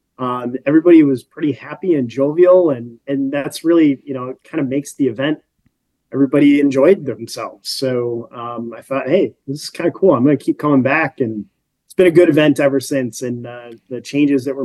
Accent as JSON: {"language": "English", "town": "Sheboygan", "region": "Wisconsin", "country": "United States", "tie": "born or raised there", "also_born_or_lived": "Texas", "lives_now": "Green Bay, United States", "said": "I grew up in the Sheboygan area"}